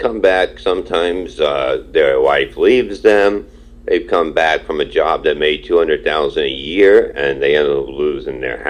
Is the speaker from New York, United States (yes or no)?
yes; New York City, New York, United States; I grew up in Brooklyn, Staten Island, and we were badass